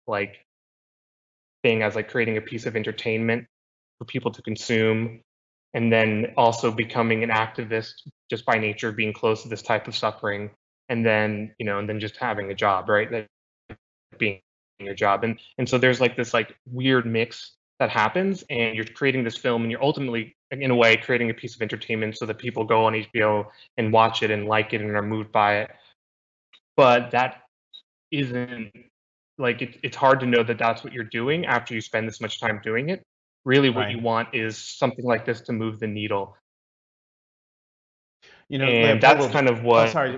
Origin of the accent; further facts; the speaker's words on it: United States; I've been born and raised in the United States